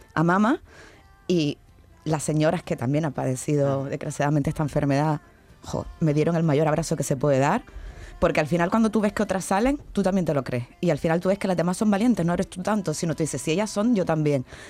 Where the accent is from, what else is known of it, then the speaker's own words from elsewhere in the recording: Canary Islands, Spain; now in Seville, Spain; como dirían en mi tierra, yo soy canaria